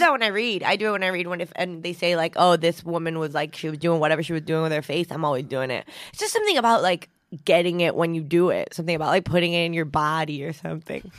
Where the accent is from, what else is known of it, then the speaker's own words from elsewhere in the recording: United States; accent: American; also born or lived in Argentina; My dad's Venezuelan and my mom's Mexican, and I grew up in the United States